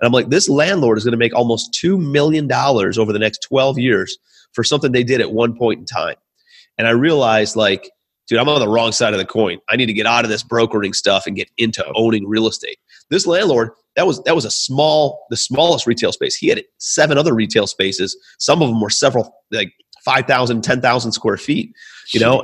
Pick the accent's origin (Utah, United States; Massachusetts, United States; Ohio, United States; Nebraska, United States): Ohio, United States; Cleveland; also born or lived in New York; I'm from Cleveland, Ohio originally. That's where I'm calling you from